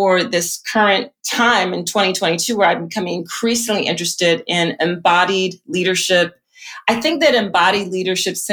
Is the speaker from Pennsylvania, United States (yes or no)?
yes; Philadelphia, Pennsylvania, United States; I grew up in Philly